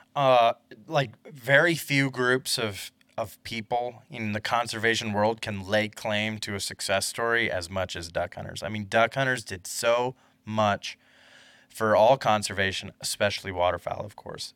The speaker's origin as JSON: {"language": "English", "region": "Iowa", "country": "United States", "tie": "born or raised there", "said": "growing up in Iowa"}